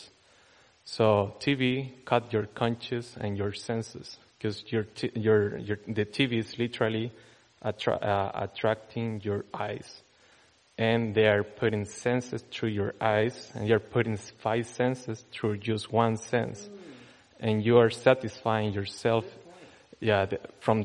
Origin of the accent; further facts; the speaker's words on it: Chile; moved away; I'm from Chile